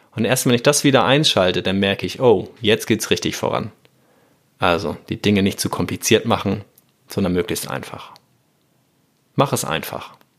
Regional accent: Hamburg, Germany; als Hamburger Nordlicht am Wasser

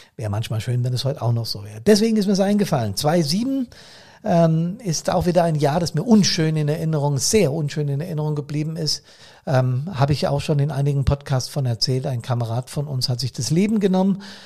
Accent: Bad Soden am Taunus, Hesse, Germany; hier bei uns in Bad Soden

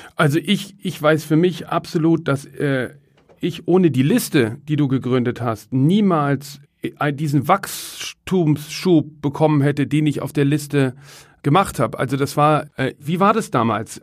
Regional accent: Cologne, North Rhine-Westphalia, Germany; moved away; Ich komme ja ursprünglich aus Köln

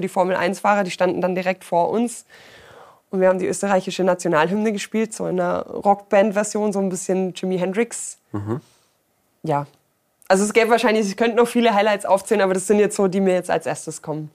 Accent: Ulm, Baden-Württemberg, Germany; now in Allgäu, Germany; komme gebürtig eigentlich aus Ulm

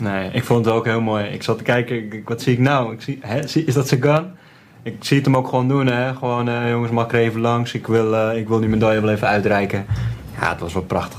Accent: Netherlands; wij als Nederlanders

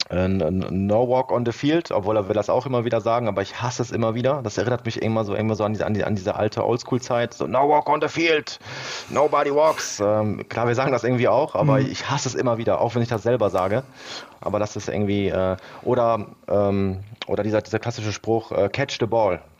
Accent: Duisburg, North Rhine-Westphalia, Germany; also ich bin in Duisburg aufgewachsen, war aber dieser typische Bayern-Fan

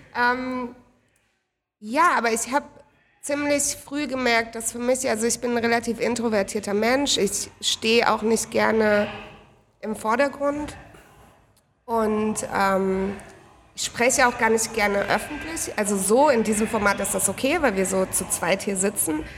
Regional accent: Heidelberg, Baden-Württemberg, Germany; moved away as an adult; now in Berlin, Germany; ursprünglich aus Heidelberg und seit vier Jahren wohne ich in Berlin

